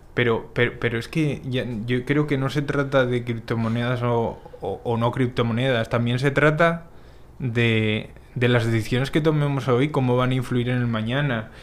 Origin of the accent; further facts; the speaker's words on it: Asturias, Spain; moved away as an adult; now in Dominican Republic; yo soy de, una parte de España que es Asturias